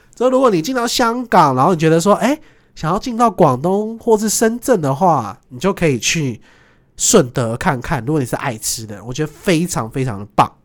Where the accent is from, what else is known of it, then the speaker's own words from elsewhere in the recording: Taiwan; 我是台湾来的